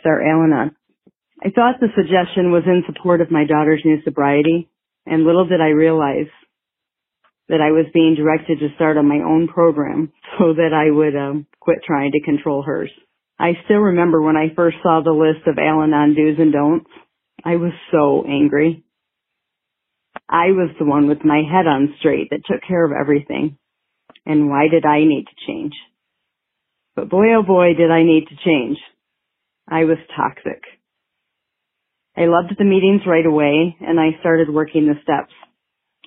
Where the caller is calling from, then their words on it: Michigan, United States; I am calling from Michigan